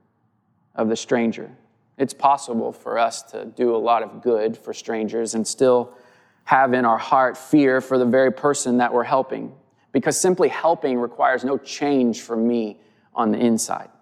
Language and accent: English; Southwest Missouri, United States; I grew up in Southwest Missouri.